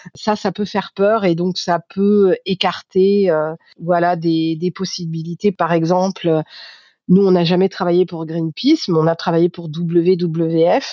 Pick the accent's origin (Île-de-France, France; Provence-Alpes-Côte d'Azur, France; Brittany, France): Île-de-France, France; Paris; en tant que Parisienne